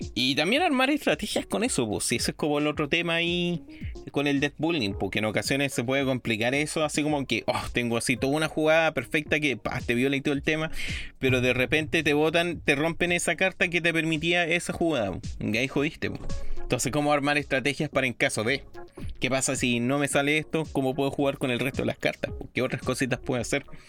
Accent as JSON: {"language": "Spanish", "country": "Chile", "said": "todos los chilenos somos"}